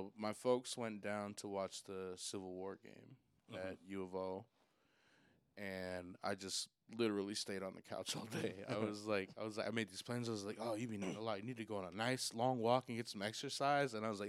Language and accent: English; Seattle, Washington, United States; also born or lived in Portland; I'm from Seattle, but I've spent a lot of time in Portland